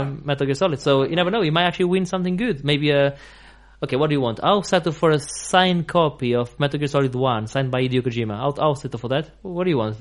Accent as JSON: {"language": "English", "country": "Portugal", "moved": "yes", "lives_now": "England", "said": "I'm I'm from from Portugal"}